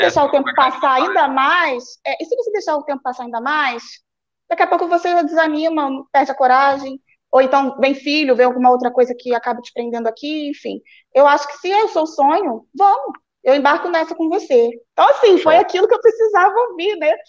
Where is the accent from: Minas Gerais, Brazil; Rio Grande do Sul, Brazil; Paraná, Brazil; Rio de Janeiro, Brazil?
Rio de Janeiro, Brazil; Rio Bonito; moved away as an adult; also born or lived in Nova Friburgo, Brazil; now in Portugal; sou nascida em Rio Bonito, que é uma cidade bem de interior